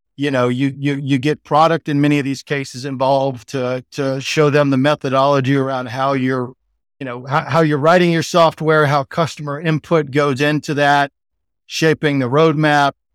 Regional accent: Texas, United States; accent: Texan; I'm like Texan in Sydney, Texan accent, American accent

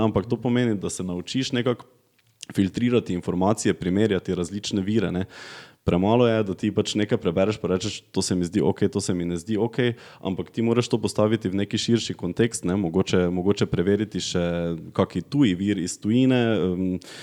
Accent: Gornja Radgona, Slovenia; accent: Radgona dialect; jaz sem iz Radgune, iz družine, ki, ki je zelo apolitična

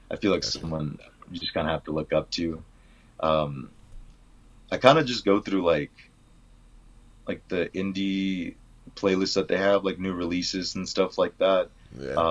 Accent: Mexico; born there; Us being like I was born in Mexico, um, yeah. so like having a lot of family and that's just always a part of who we are.

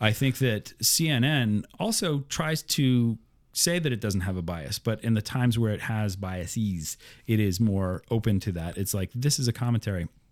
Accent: Iowa, United States; growing up in Midwest Iowa

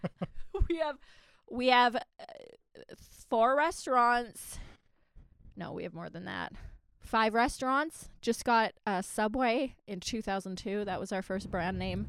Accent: Virden, Manitoba, Canada; moved away as an adult; also born or lived in Victoria; I went back to my hometown

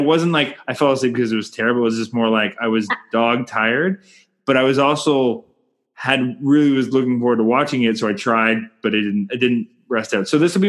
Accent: Canada; I'm Canadian filmmaker

